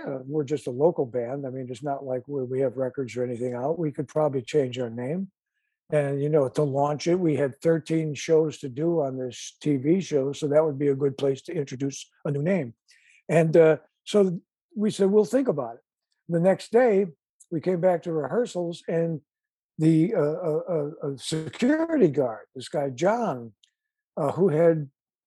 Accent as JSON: {"language": "English", "town": "Chicago", "region": "Illinois", "country": "United States", "said": "our Chicago roots"}